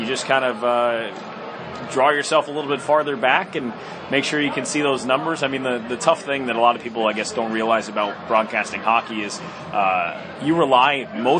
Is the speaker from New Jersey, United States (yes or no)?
yes; Bergen County, New Jersey, United States; growing up in Bergen County, New Jersey, it's a great place